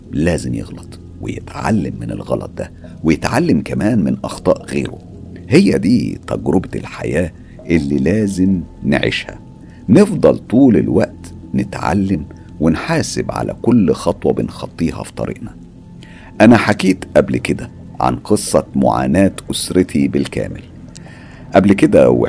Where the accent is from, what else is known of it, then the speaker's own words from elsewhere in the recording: El Mahalla El Kubra, Gharbia, Egypt; أنا أساسا طفولتي كانت في المحلة الكبرى فكل اللي بتحكيه ده أنا عايش تفاصيله